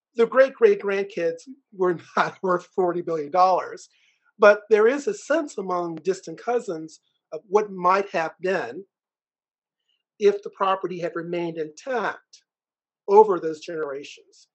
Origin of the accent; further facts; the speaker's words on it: Richmond, Virginia, United States; I was born in Richmond, Virginia